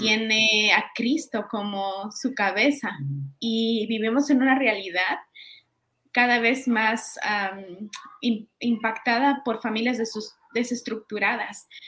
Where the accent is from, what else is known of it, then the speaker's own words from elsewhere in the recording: Peru; moved away as an adult; also born or lived in Guatemala; now in Guatemala City, Guatemala; yo vengo de Perú, estoy ya hace ocho años en Guatemala